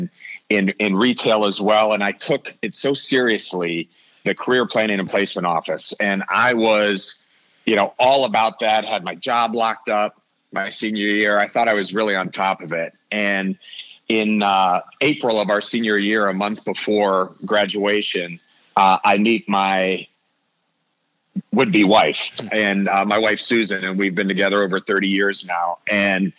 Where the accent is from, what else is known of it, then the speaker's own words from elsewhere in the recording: Canton, Ohio, United States; moved away as an adult; also born or lived in Oxford, Ohio / Chicago; I'm from Canton, Ohio.